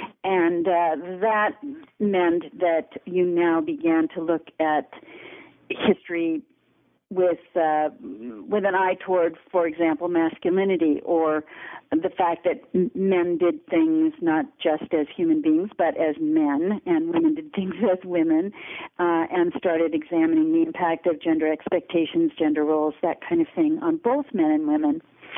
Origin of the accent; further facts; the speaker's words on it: Los Angeles, California, United States; moved away as an adult; I was born and raised in Los Angeles, and went to school there through the public school system and the University of California system